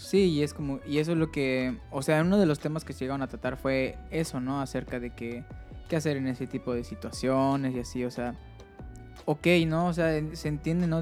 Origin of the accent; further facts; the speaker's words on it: Mérida, Yucatán, Mexico; moved away as an adult; yo soy de Mérida y tuve que venir aquí